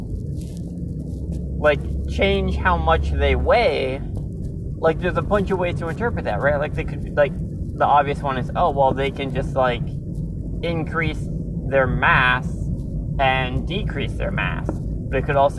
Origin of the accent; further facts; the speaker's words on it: Minnesota, United States; me growing up in Minnesota